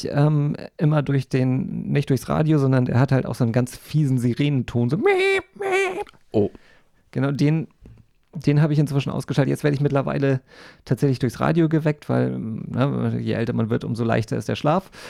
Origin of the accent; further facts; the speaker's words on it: Schleswig-Holstein, Germany; ich bin ja nun in der plattdeutschen Ecke aufgewachsen in Nordfriesland und habe aber nie plattdeutsch gesprochen, wirklich.